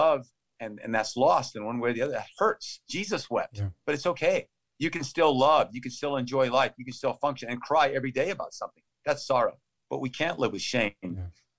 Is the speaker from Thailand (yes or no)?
yes; Thailand; also born or lived in Texas; I was born in Texas, and thus always a Texan, and grew up, though, in Thailand. When I was 9 months old, we went overseas. And I grew up out in the jungle